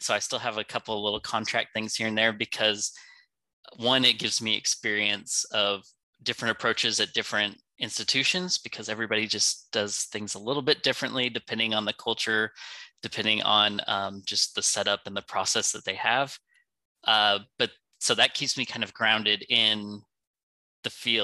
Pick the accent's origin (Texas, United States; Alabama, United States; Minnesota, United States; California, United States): California, United States; moved away as an adult; also born or lived in Vietnam / Georgia; now in Greenville, United States; growing up in California